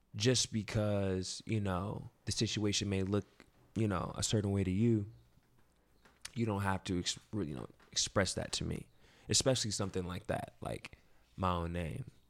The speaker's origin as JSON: {"language": "English", "region": "Ohio", "country": "United States", "tie": "born or raised there", "also_born_or_lived": "Fayetteville, North Carolina", "moved": "as an adult", "lives_now": "New York, United States", "said": "I lived there for about three or four years, but I've lived basically my whole life in Ohio"}